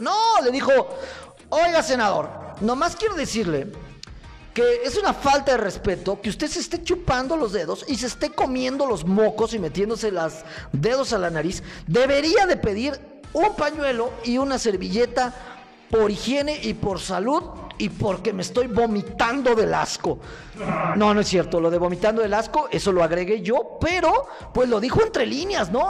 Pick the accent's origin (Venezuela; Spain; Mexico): Mexico; somos los mexicanos